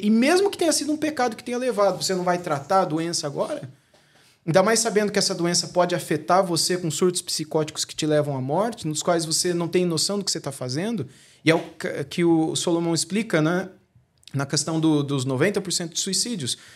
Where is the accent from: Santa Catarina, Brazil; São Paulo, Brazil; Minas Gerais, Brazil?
São Paulo, Brazil; interior of; also born or lived in Rio de Janeiro; a gente é daqui do interior de São Paulo